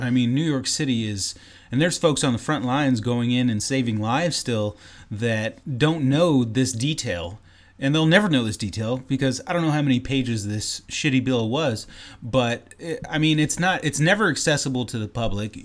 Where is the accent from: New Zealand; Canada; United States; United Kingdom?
Canada; I'm Canadian